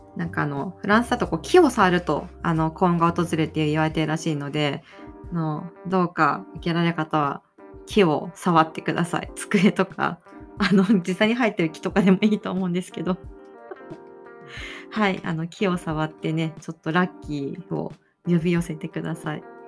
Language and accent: Japanese; Aichi, Japan; 私が生まれ育った愛知県